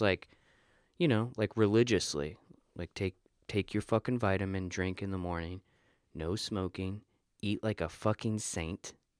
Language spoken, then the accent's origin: English; Florida, United States; moved away; I'm a dude from Florida.